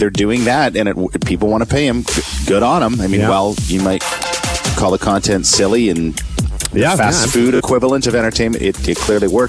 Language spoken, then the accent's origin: English; Tara, Ontario, Canada; I grew up in Tara, Ontario for many years